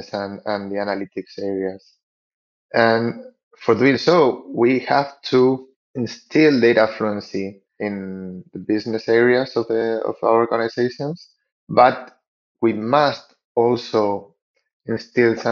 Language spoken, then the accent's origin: English; Spain; moved away as an adult; now in Lima, Peru; I'm now living in Lima in Peru, but I'm actually from Spain, although I've been living here in Latin America for the last 10 years